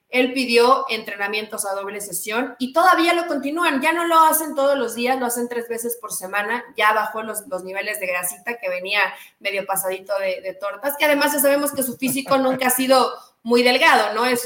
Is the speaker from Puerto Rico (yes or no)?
no; Mexico; Somos deformes los mexicanos.